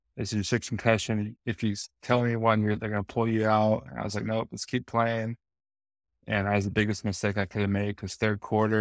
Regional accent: West Coast, United States; moved away as an adult; also born or lived in Chicago; now in Arizona, United States; I grew up on the West Coast

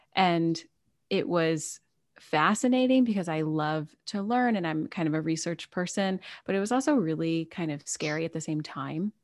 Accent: United States; I am an American

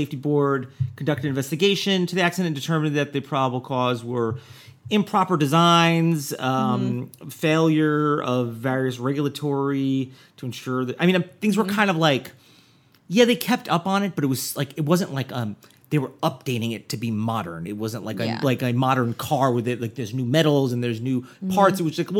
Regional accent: New Jersey, United States; Jersey, my home state.

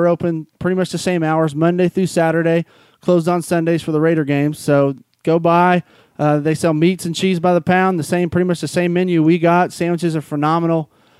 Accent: Alameda, California, United States; I grew up in Alameda, California my whole life. My family's from there

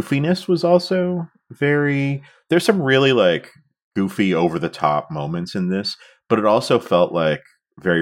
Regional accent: outside of Toronto, Ontario, Canada; we grew up both outside of Toronto

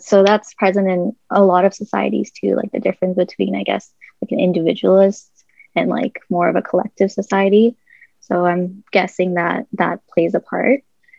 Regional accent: Canada; As a Canadian

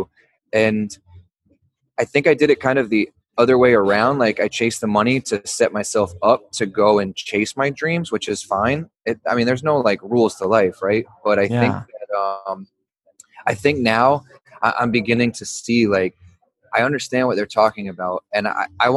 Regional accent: Louisville, Kentucky, United States; now in Brooklyn, United States; I grew up in Louisville, Kentucky

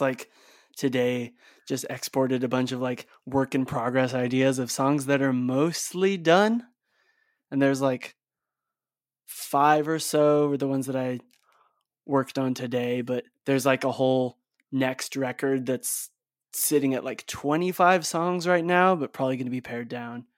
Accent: Bay Area, California, United States; also born or lived in Salt Lake City, Utah; my sister and I, like, were born in Salt Lake City, but we grew up in the Bay Area in California.

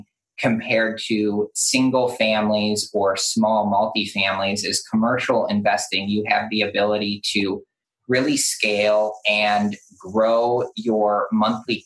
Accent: Detroit, Michigan, United States; now in Charleston, United States; I grew up in Detroit, and I always said to myself, when I'm out of here, I'm not going to move to a place where there's winter or snow

